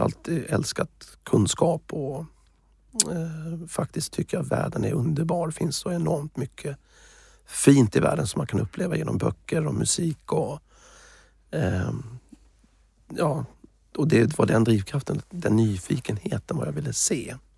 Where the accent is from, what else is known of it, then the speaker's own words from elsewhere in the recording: Småland, Sweden; moved away; also born or lived in United States / Thailand / Africa / Middle East; jag är ju smålänning